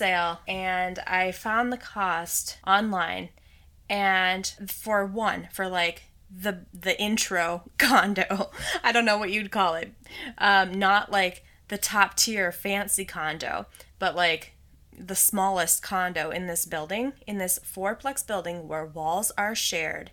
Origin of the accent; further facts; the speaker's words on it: Minnesota, United States; now in Los Angeles, United States; I'm originally from the Midwest